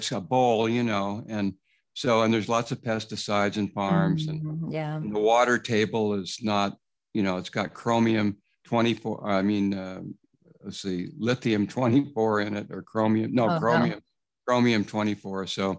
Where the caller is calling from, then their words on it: Placerville, California, United States; also born or lived in Davis, California / East Coast; I'm calling in from Placerville out in the countryside. California. It's an old farming valley where they used to grow pears. Mm. And so I've got 2 acres